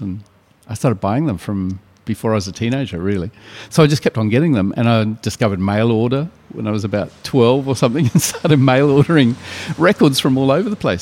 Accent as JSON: {"language": "English", "country": "New Zealand", "tie": "born or raised there", "moved": "yes", "lives_now": "Sydney, Australia", "said": "near my hometown"}